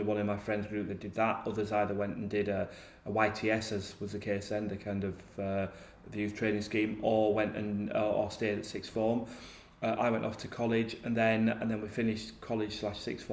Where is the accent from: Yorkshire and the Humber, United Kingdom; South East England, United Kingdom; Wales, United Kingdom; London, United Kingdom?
Yorkshire and the Humber, United Kingdom; I grew up in South Yorkshire in a small mining village